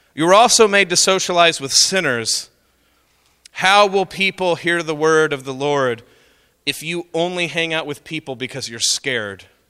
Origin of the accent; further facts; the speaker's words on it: Oklahoma, United States; I'm from Oklahoma